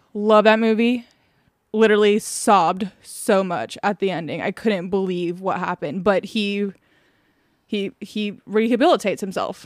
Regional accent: Indiana, United States; moved away; I was born in Indiana

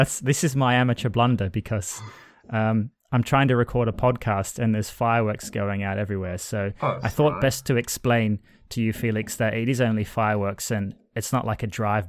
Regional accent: Australia; now in Liverpool, United Kingdom; I was from Australia.

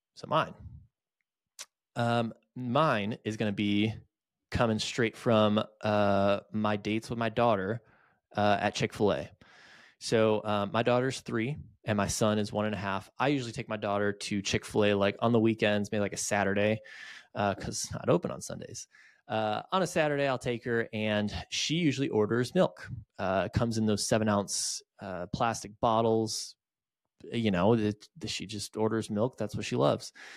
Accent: just outside of Detroit, Michigan, United States; moved away as an adult; now in Greenville, United States; I grew up just outside of Detroit, uh, moved to Greenville, South Carolina in two thousand nine for college, and I never left.

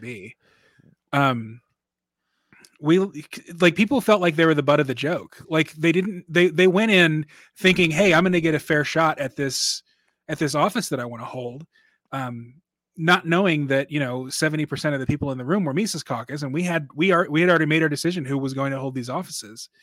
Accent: Dallas, Texas, United States; now in Minneapolis, United States; I'm from Dallas originally

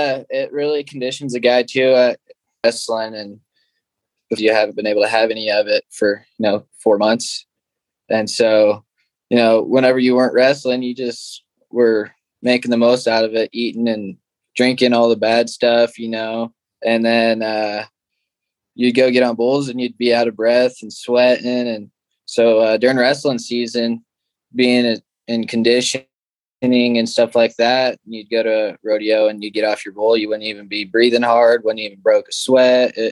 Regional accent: Gordon, Nebraska, United States; It's a pretty small town, and we made stuff up to do. And I guess that's pretty much all there is to do around here

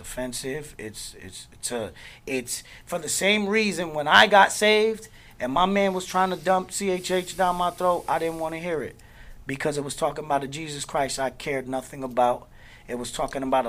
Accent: Newark, New Jersey, United States; now in Orlando, United States

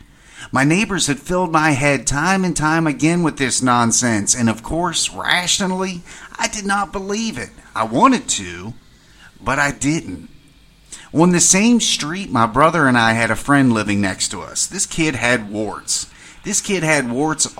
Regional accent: western Maryland, United States; moved away as an adult; My hometown was buried in the mountains of western Maryland

